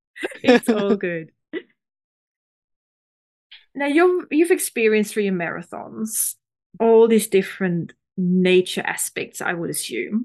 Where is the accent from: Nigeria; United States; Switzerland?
Switzerland; moved away; I'm from Switzerland originally